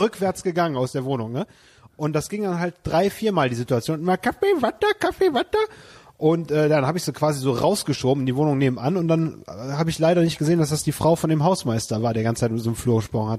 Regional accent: Leverkusen, North Rhine-Westphalia, Germany; bei uns in Leverkusen

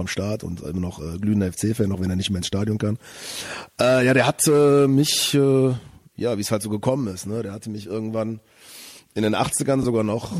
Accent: Bonn, North Rhine-Westphalia, Germany; moved away as an adult; now in Cologne, Germany; ich bin äh, äh, Tatsache in Bonn geboren.

